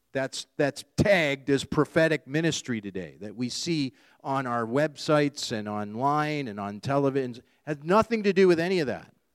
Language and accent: English; Canada; being born and raised here in Canada